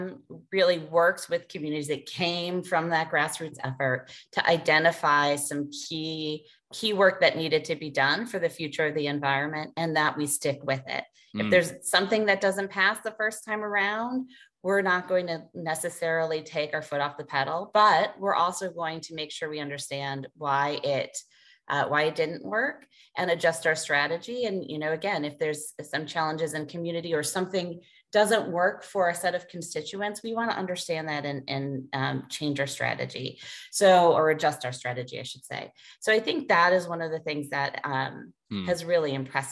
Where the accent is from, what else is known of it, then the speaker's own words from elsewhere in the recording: Chicago, Illinois, United States; moved away as an adult; now in Maine, United States; growing up in Chicago